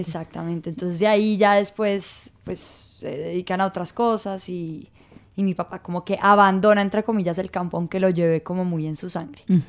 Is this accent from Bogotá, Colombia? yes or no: yes; Bogotá, Colombia; also born or lived in Ibagué / Armenia; toda mi vida. Eso sí, llegué con tres meses a Bogotá, pero, pero digamos que no nací en Bogotá